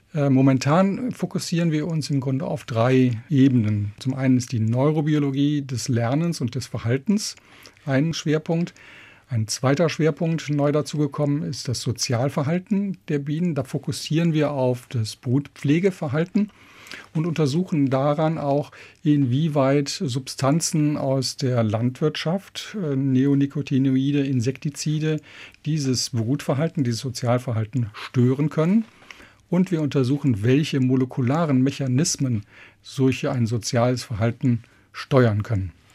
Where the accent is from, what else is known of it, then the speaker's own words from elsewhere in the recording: Remscheid, North Rhine-Westphalia, Germany; moved away as an adult; also born or lived in Regensburg; ich bin ja aus Remscheid, das ist da in Nordrhein-Westfalen und ich bin dort auch schon immer als junger Jugendlicher eigentlich durch die Wälder gezogen